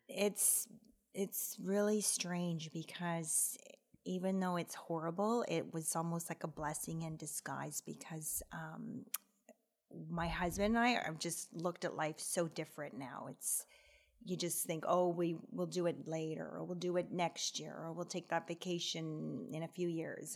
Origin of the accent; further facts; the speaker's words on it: Aurora, Ontario, Canada; I grew up in Aurora, and I still live there